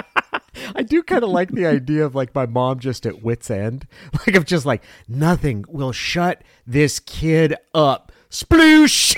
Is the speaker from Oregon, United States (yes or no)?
yes; Klamath Falls, Oregon, United States; growing up in Klamath Falls